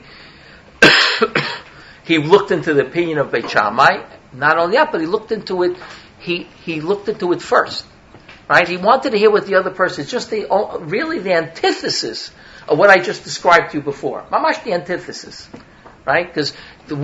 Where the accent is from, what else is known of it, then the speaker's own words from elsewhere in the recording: New York City, New York, United States; accent: Brooklyn; I come from New York. I'm a New Yorker. I don't have to tell you that. It's just the accent, right? From Brooklyn, actually